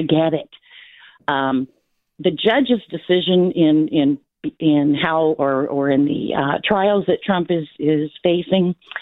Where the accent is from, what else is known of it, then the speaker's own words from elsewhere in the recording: Florida, United States; moved away; I'm from Florida